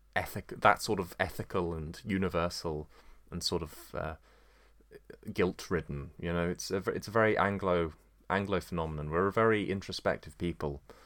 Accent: United Kingdom; as British as I am

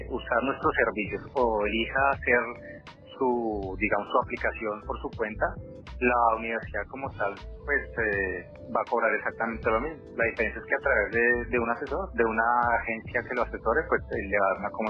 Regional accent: Colombia; now in Vancouver, Canada; como entre nosotros, como colombianos, como latinos

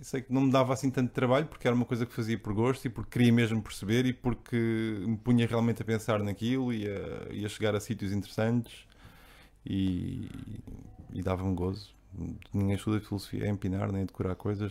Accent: Barreiro, Setúbal, Portugal; Eu cresci aqui no, no centro do Barreiro, aqui na fronteira entre o centro e o Barreiro Velho

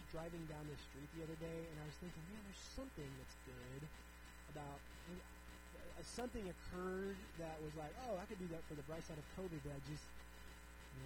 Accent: United States; as an American

